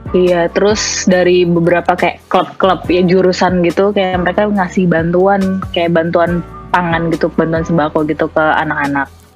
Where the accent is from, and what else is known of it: Indonesia; moved away as an adult; also born or lived in Malaysia